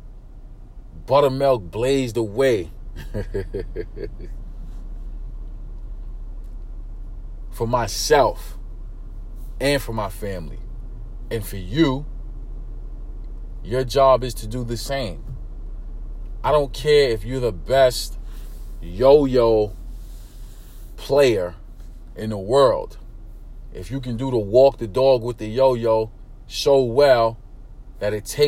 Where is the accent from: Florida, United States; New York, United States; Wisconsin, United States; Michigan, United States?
New York, United States; New York City; born or raised there